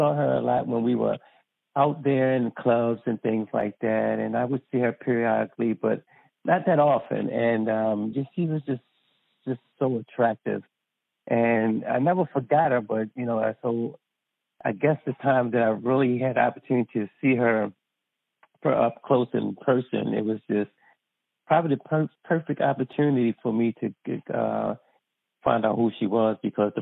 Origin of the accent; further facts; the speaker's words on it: Baltimore, Maryland, United States; I'm also from Baltimore, Maryland. I'm born and raised